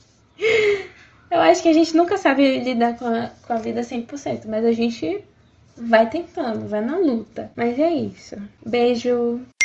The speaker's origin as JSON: {"language": "Portuguese", "town": "Feira de Santana", "region": "Bahia", "country": "Brazil", "said": "sou da cidade de Feira de Santana, Bahia."}